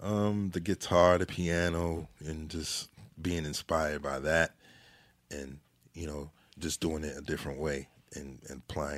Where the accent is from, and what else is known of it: Jamaica